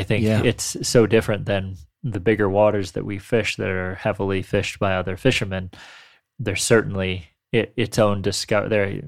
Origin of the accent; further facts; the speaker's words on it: Northwestern Pennsylvania, United States; I grew up in northwestern PA, and there's a lot of small stream fishing up there.